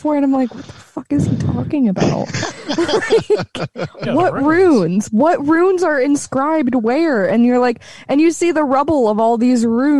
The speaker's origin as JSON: {"language": "English", "region": "Southern US", "country": "United States", "accent": "Southern", "said": "I have a slight twinge of a Southern accent"}